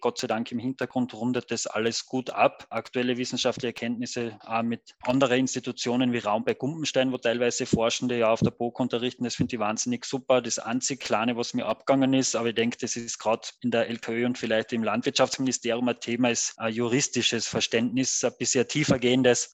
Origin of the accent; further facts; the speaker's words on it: Carinthia, Austria; komme gebürtig, wie man vielleicht dann und wann hört, aus Kärnten